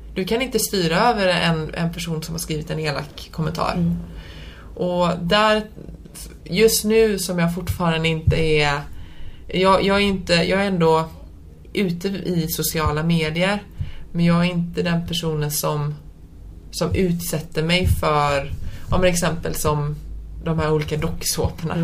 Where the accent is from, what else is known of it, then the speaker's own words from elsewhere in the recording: Sweden; jag är född och uppvuxen här i Sverige men mina föräldrar är från Polen